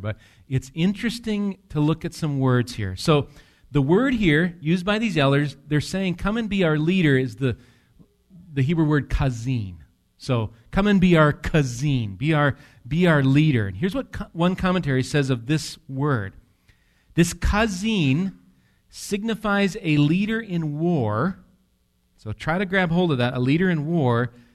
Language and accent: English; near Medford, Wisconsin, United States; I grew up near Medford, Wisconsin